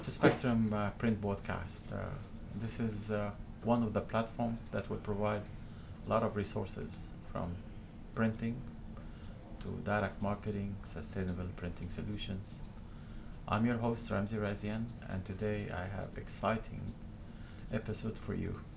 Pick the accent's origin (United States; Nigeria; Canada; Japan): Canada; Montreal, Quebec; I come from Montreal